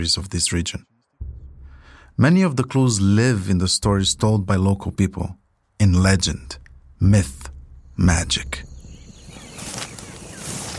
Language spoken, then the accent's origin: English; Luanda, Luanda Province, Angola; I grew up in Luanda, Angola's capital, where we were raised with Portuguese